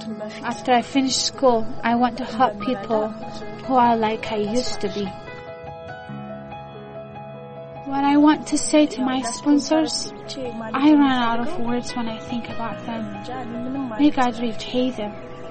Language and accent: English; Addis Ababa, Ethiopia; born there; I was born in Addis Ababa. I'm 17 years old.